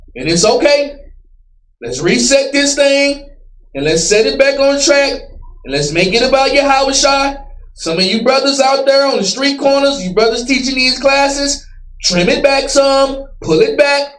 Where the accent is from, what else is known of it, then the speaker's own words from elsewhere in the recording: Dallas, Texas, United States; I grew up in Dallas.